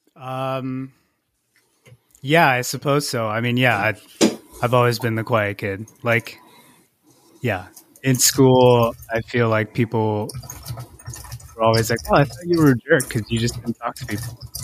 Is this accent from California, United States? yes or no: yes; Irvine, California, United States; also born or lived in San Luis Obispo / Santa Barbara / Torrance / Gardena; Fourth grade was when I moved to Irvine